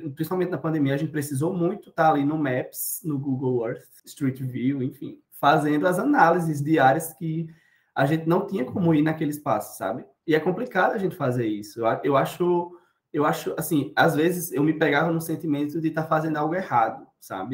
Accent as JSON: {"language": "Portuguese", "town": "Cuité", "region": "Paraíba", "country": "Brazil", "also_born_or_lived": "Campina Grande", "said": "Cuité. Uma cidade no interior da Paraíba"}